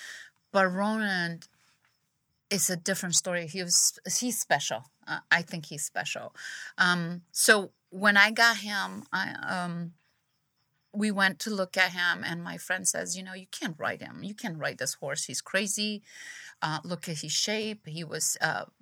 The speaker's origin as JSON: {"language": "English", "country": "Brazil", "moved": "yes", "said": "I'm from Brazil, and I used to live in a city"}